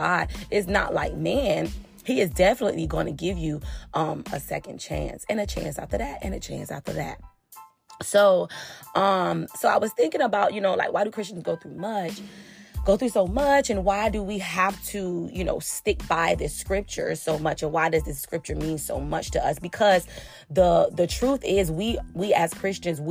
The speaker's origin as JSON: {"language": "English", "region": "Florida", "country": "United States", "said": "I'm from Florida"}